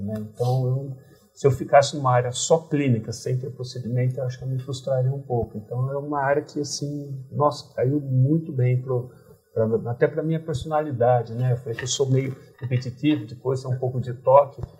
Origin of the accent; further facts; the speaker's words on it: Tupã, São Paulo, Brazil; moved away; nasci em Tupã, uma cidade pequena no interior do estado de São Paulo